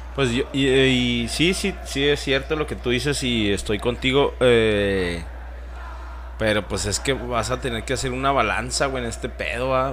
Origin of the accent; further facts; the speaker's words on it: Mexico; Somos mexicanos.